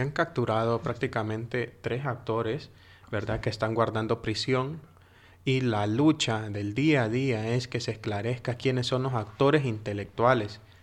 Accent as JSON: {"language": "Spanish", "country": "Honduras", "moved": "yes", "said": "yo como hondureño"}